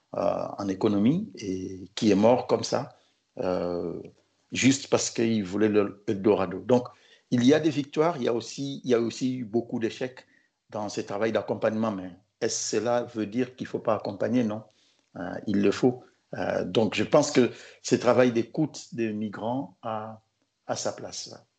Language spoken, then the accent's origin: French; Kinshasa, DR Congo; moved away as an adult; also born or lived in Morocco; now in Tunisia; je suis du Congo Kinshasa